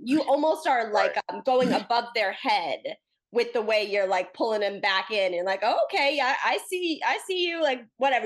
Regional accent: East Coast, United States; I'm from the East Coast

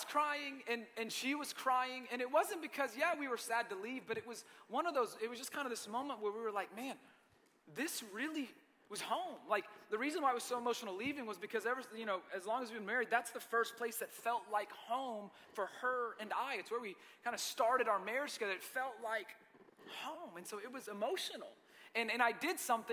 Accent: Marietta, Georgia, United States; also born or lived in Lebanon, Tennessee; I grew up in Marietta, Georgia.

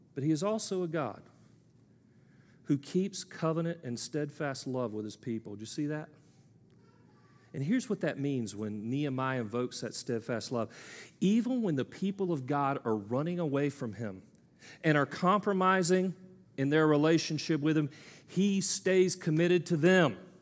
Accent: United States; I'm an American male

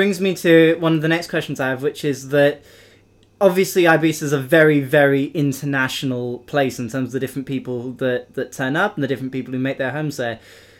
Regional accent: United Kingdom; I mean, for us, we're British, traveling outside the UK can be quite a big deal

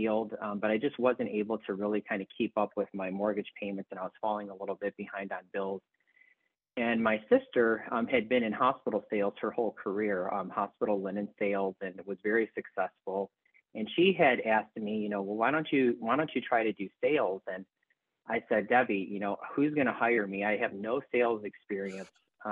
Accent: Elmhurst, Illinois, United States; moved away; I grew up in Elmhurst, Illinois, which is outside of Chicago

